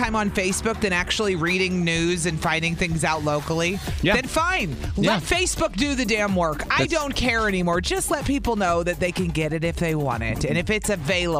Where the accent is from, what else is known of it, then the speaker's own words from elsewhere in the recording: Cleveland, Ohio, United States; also born or lived in New Mexico / Nevada / Illinois; now in Wisconsin, United States; I grew up in Cleveland